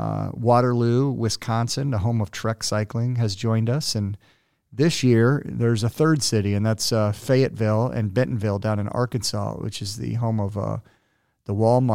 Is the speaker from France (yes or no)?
no; Cuba; also born or lived in Puerto Rico / San Diego; But I grew up in Cuba and Puerto Rico, which was fascinating and totally awesome.